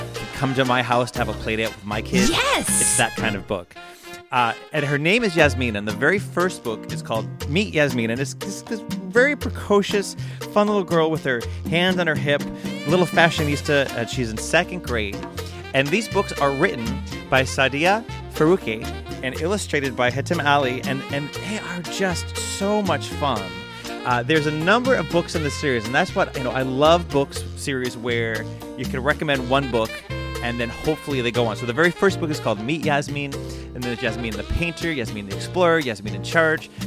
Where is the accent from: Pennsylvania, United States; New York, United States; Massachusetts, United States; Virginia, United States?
Massachusetts, United States; Worcester; my hometown of Worcester, Massachusetts